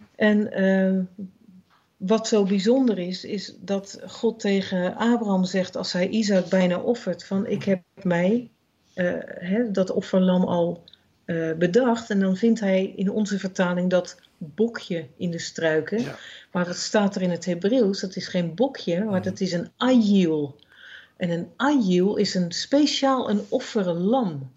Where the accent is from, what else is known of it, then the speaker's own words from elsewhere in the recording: Netherlands; als Nederlanders